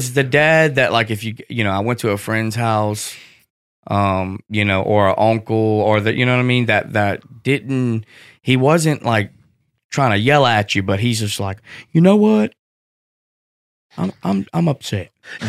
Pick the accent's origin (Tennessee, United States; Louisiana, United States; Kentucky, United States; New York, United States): Louisiana, United States; Hammond; I'm from Louisiana.